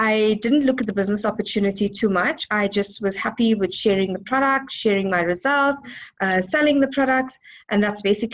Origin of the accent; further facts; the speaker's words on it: Johannesburg, Gauteng, South Africa; I'm from Johannesburg, South Africa